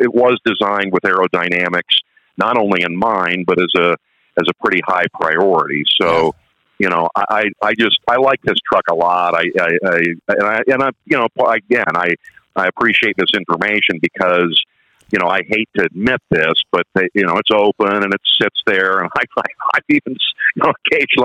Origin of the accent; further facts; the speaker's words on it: Northeast Ohio, United States; now in New Jersey, United States; I'm actually from Ohio, by the way, Northeast Ohio